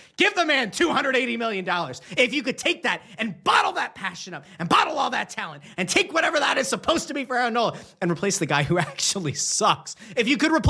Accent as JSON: {"language": "English", "town": "Pottsville", "region": "Pennsylvania", "country": "United States", "tie": "born or raised there", "said": "my hometown, Yingling Brewery"}